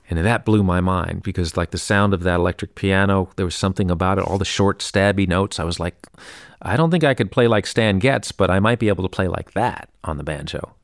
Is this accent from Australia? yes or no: no; New York City, New York, United States; I grew up here in New York City and, uh, on hundredth Street, West End